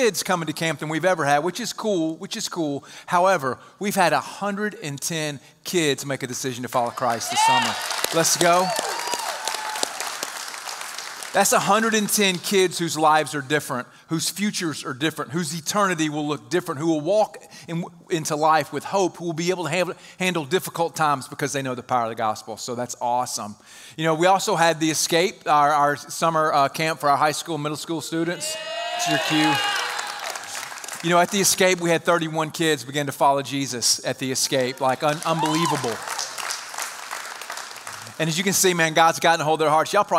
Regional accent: South Mississippi, United States; I'm from South Mississippi, not Milton

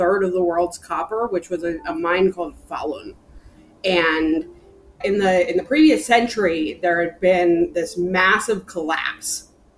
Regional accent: Bryn Athyn, Pennsylvania, United States; I was raised in a town called Brynathen, which is north of Philadelphia

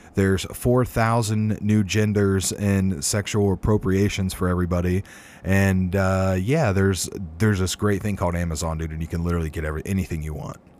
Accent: Ohio, United States; local to Ohio, my home state

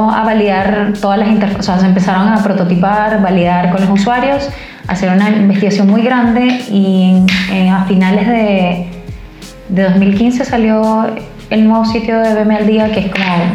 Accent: Venezuela; moved away as an adult; now in Chile; yo soy venezolana y como Estefanía también tengo tres años en Chile, llegamos el mismo día

